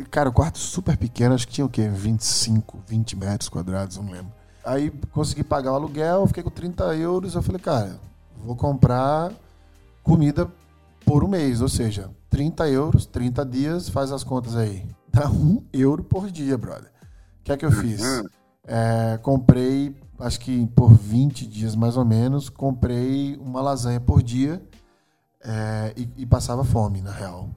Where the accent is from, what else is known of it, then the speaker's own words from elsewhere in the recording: Maceió, Alagoas, Brazil; also born or lived in China / Silicon Valley, California; now in São Paulo, Brazil; Nasci em Maceió, Alagoas, meu sotaque britânico me entrega